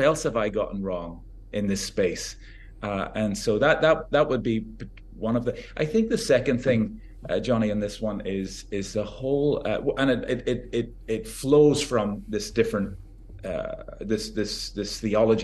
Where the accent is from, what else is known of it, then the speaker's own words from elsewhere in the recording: Northern Ireland, United Kingdom; now in United States; I grew up in Northern Ireland, so I have Celtic British roots